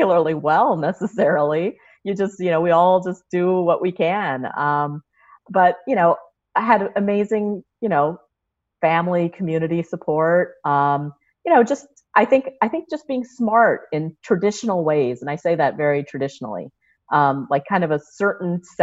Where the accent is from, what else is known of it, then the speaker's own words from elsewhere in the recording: Kansas and Nebraska, Midwest, United States; moved away; I grew up in Kansas and Nebraska